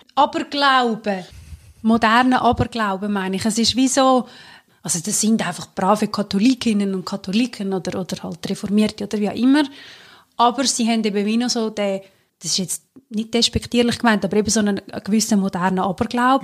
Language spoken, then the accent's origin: German; Central Switzerland, Switzerland; wir sind ja beide aus der Zentralschweiz, also die Urschweiz